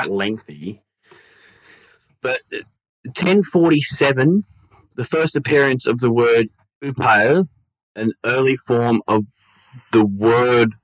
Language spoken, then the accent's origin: English; Victoria, Australia; I grew up in Victoria where it was always raining.